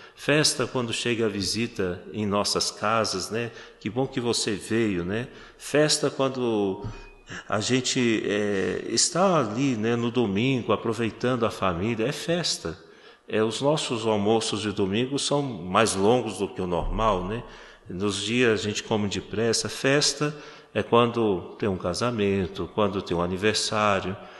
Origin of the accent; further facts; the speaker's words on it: Minas Gerais, Brazil; now in Garanhuns, Brazil; de onde eu venho, Minas Gerais, é, a gente tem que se cumprimentar na rua